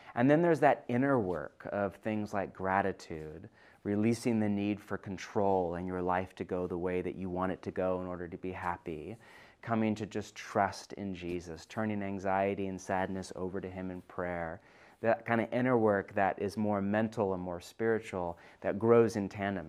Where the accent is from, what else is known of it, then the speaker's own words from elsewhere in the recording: California, United States; now in Pacific Northwest, United States; I'm from California originally